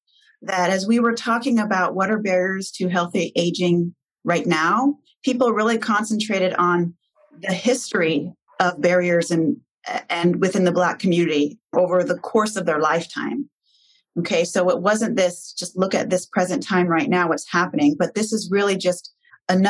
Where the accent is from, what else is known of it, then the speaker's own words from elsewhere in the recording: Portland, Oregon, United States; this is my hometown community